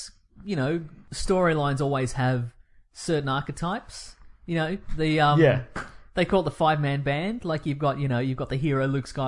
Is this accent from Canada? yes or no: no; Australia; accent: Australian; my regular accent and my Ocker Outback Australian accent